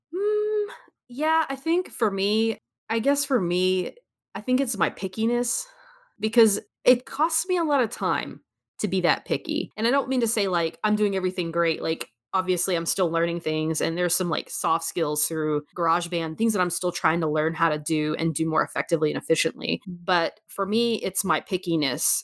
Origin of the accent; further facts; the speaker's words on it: United States; I'm an American